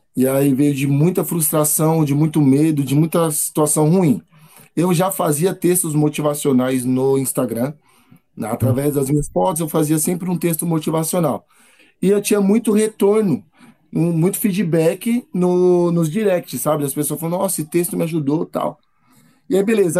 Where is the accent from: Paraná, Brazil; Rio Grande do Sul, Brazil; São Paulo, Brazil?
São Paulo, Brazil; Moro com meus pais, Estou aqui na, em São Paulo, Zona Sul